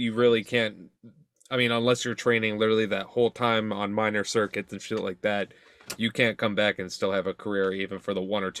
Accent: Detroit, Michigan, United States; I'm from Detroit

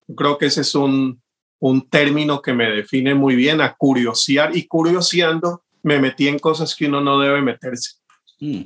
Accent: Cali, Valle del Cauca, Colombia; como caleño tengo ya un, gusto de toda mi vida por esa música

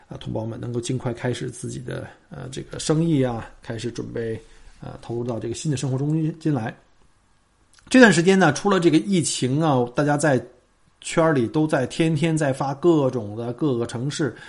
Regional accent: China; now in Australia; 对于我们这些从中国移民到澳洲的，尤其是在澳洲生活过几年的这些移民来说

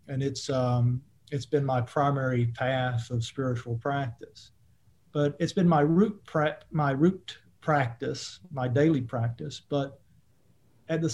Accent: Eastern Kentucky, United States; I grew up in Eastern Kentucky, which is a coal mining country and evangelical Christian country

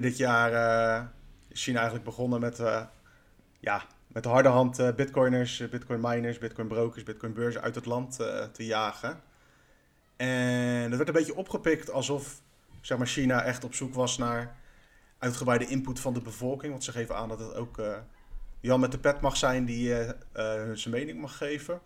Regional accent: Netherlands; wij als Nederlanders

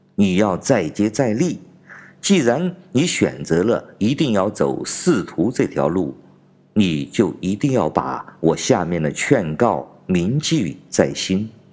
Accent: China; 我是来自中国大陆的

